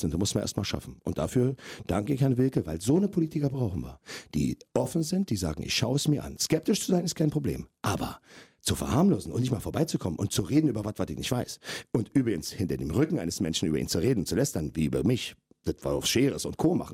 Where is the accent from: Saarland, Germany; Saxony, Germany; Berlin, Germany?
Berlin, Germany; Und das Recht habe ich mir herausgenommen als Berliner, als Steuerzahler und als Vater von zwei kleinen Kindern